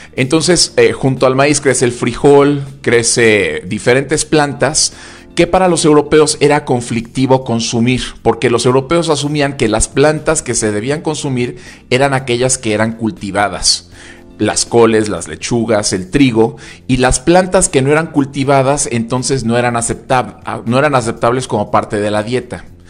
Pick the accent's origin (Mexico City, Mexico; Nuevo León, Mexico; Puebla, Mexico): Puebla, Mexico; como poblanos decimos que el mole poblano es un platillo exquisito